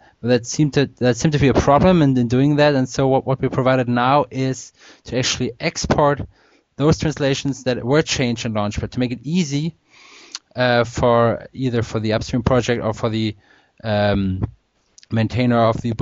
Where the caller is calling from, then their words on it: Pinneberg, Schleswig-Holstein, Germany; English is a second language; I'm speaking from Pinneberg. That's a town near Hamburg in Germany.